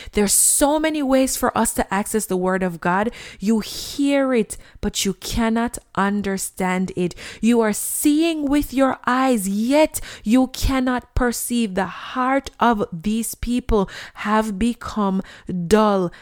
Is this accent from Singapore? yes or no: no; Jamaica; When I was a child and I grew up in Jamaica